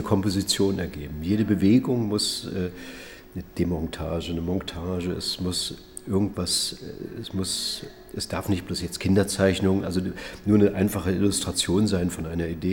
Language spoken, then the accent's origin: German; Usedom island, Mecklenburg-Vorpommern, Germany; also born or lived in Schollene, Havelland (born); now in Dresden, Germany; aufgewachsen auf der Insel Usedom.